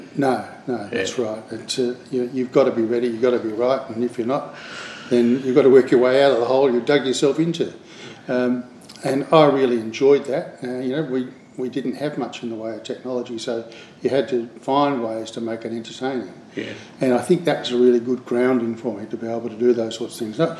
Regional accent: Adelaide, South Australia, Australia; I grew up in Adelaide, uh, and uh, when I was in high school there

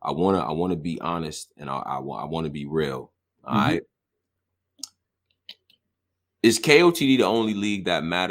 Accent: Rochester, New York, United States; I'm from Rochester

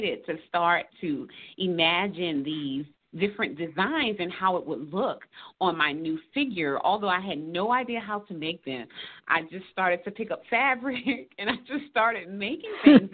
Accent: Savannah, Georgia, United States; now in Atlanta, United States; I'm actually from Savannah, Georgia. We live now in Atlanta, Georgia.

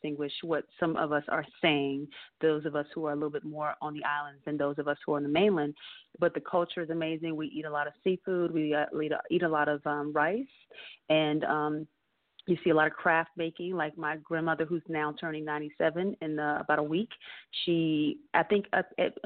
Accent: Bluffton, South Carolina, United States; now in Atlanta, United States; I am from Bluffton, South Carolina, but I live in Atlanta

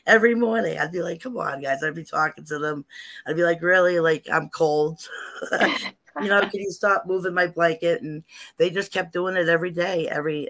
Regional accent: Salem, Massachusetts, United States; I grew up in Salem, and living in those old houses

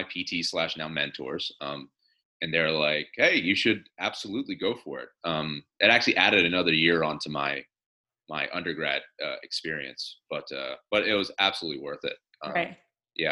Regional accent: Delaware, United States; moved away as an adult; also born or lived in California; I'd been born and raised in Delaware

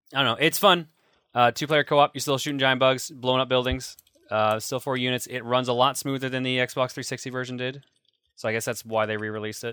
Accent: Canada; we were both Canadian

